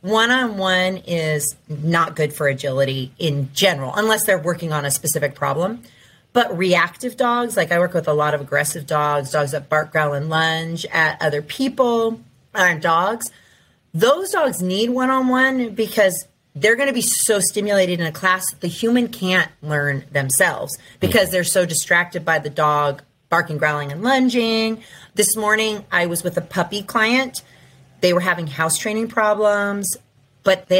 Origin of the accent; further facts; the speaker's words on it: Ventura, California, United States; moved away; I grew up in Ventura, but I moved back.